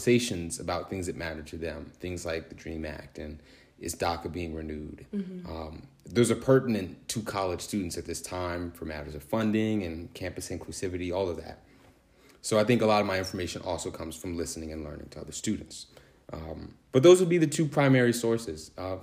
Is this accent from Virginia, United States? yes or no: yes; Manassas, Virginia, United States; I'm from Northern Virginia, Manassas, Virginia in particular